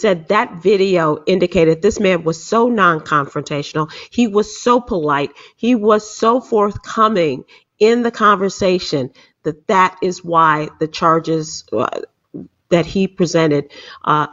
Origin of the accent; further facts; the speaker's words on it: Chicago, Illinois, United States; moved away; also born or lived in Texas; I was born and raised in Chicago